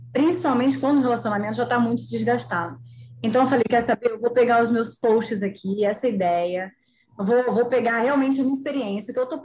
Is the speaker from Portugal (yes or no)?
no; Porto Seguro, Bahia, Brazil; also born or lived in Rio de Janeiro / São Paulo; Então, eu sou carioca, nascida no Rio, mas eu fui criada na Bahia, Porto Seguro, litoral da Bahia.